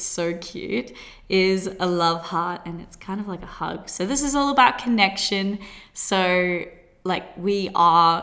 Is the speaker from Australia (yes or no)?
yes; Australia; accent: Australian; also born or lived in Gold Coast; I currently live on the Gold Coast. If you can't tell by my accent, that is Australia.